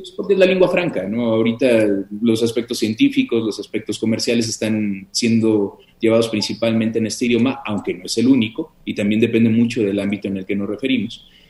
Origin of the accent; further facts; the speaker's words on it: Mexico; como mexicanos